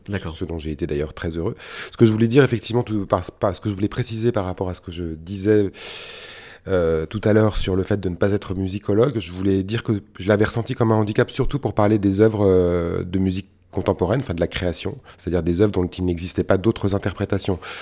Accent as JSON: {"language": "French", "country": "France", "said": "dans notre pays"}